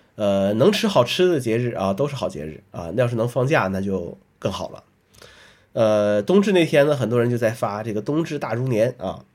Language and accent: Chinese; northern China, China; moved away; 作为北方人，啊，这个 很多节日都是要，要吃饺子的